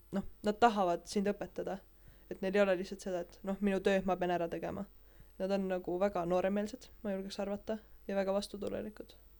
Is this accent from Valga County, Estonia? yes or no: yes; Tõrva, Valga County, Estonia; mina olen pärit Tõrvast